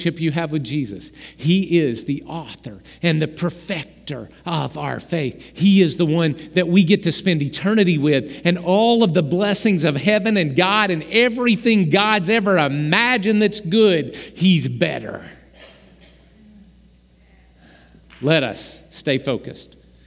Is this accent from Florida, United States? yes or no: no; Oklahoma, United States; We're from Oklahoma